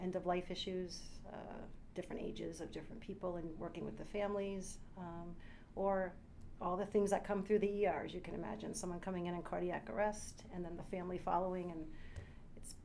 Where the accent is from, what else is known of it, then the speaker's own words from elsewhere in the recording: New Jersey, United States; moved away; So originally, as you said, I am from New Jersey